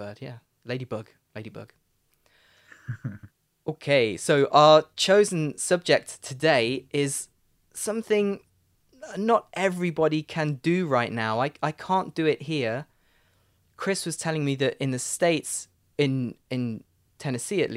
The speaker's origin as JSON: {"language": "English", "country": "United Kingdom", "accent": "British", "said": "my British accent"}